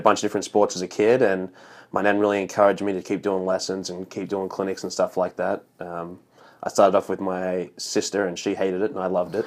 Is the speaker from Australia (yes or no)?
yes; Australia; born or raised there; moved away as an adult; now in United States